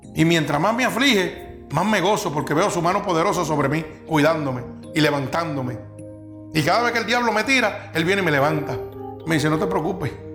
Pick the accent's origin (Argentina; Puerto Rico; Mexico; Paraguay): Puerto Rico; Vega Baja; aquí hay gente que somos de Vega Baja